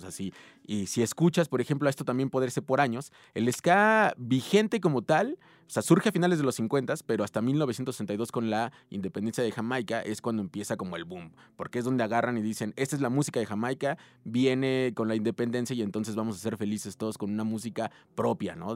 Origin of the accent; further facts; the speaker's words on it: Ciudad Nezahualcóyotl, State of Mexico, Mexico; yo vengo de Ciudad Neza, que Ciudad Neza siempre se ha caracterizado por ser una ciudad contestataria